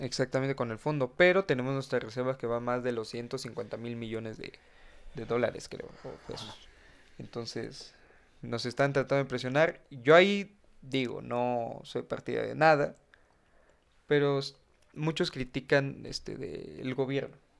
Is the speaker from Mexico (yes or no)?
yes; Mexico; cuántos mexicanos somos